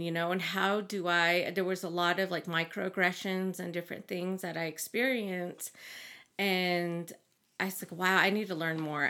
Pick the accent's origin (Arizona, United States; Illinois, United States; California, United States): Arizona, United States; Big Mountain; moved away as an adult; now in Flagstaff, United States; I'm from Big Mountain, Arizona